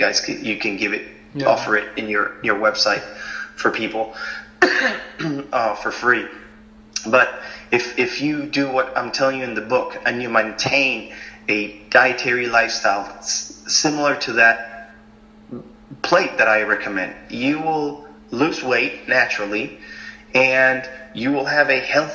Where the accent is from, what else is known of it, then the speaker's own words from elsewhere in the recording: Argentina; moved away; I grew up in Argentina